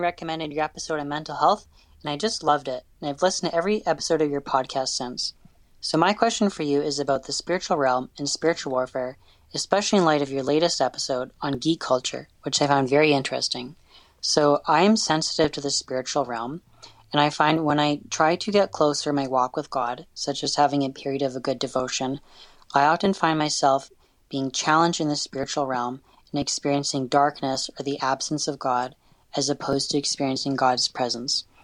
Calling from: Alberta, Canada; I'm calling from Alberta, Canada

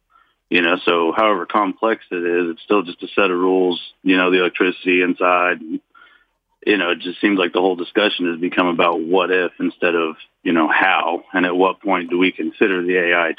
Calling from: Springfield, Missouri, United States; I'm calling from Springfield, Missouri.

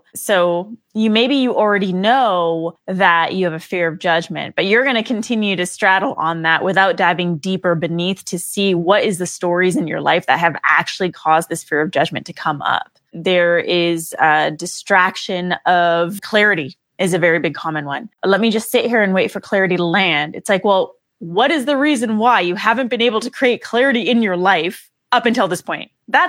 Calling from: Redondo Beach, California, United States; Yes, from LA. And for those of you who know LA, I'm coming specifically from Redondo Beach, the sleepy beach town of Redondo.

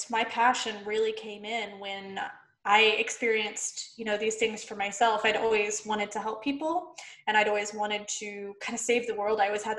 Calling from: Phoenix, Arizona, United States; I am in Phoenix, Arizona in the U.S.

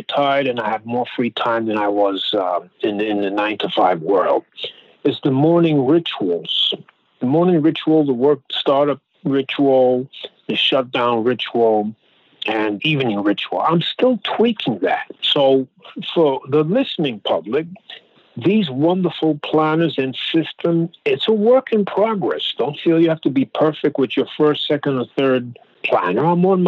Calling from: Brooklyn, New York, United States; Brooklyn, New York.

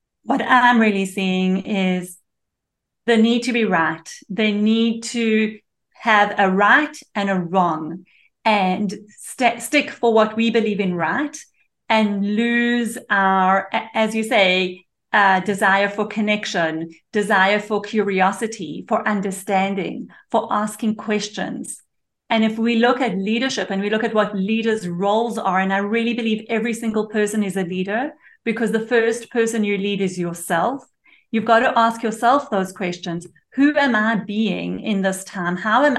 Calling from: Israel; So I am in Israel.

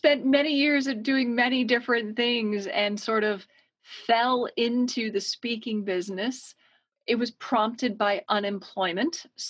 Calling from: Connecticut, United States; I am joining you from Connecticut on the east coast of the US, about a two-hour train ride from New York City.

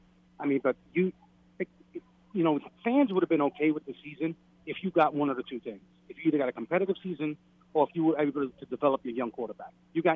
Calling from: Brooklyn, New York, United States; … from Brooklyn.

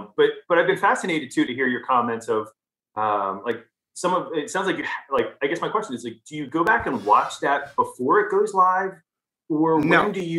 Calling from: West Chester, Pennsylvania, United States; I'm in a town called Westchester, Pennsylvania. We're about like 45 minutes west of Philly.

